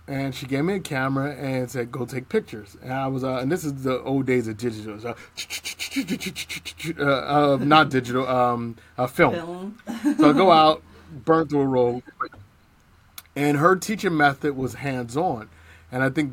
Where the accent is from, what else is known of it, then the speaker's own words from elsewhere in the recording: Cleveland, Ohio, United States; moved away as an adult; also born or lived in Texas; I grew up in Cleveland, Cleveland, Ohio, by way of Texas